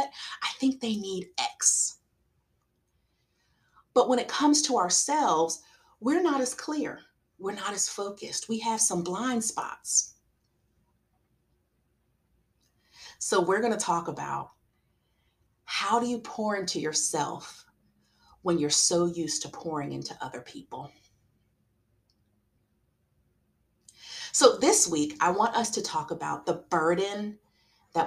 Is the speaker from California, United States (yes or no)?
no; South Carolina, United States; I'm from South Carolina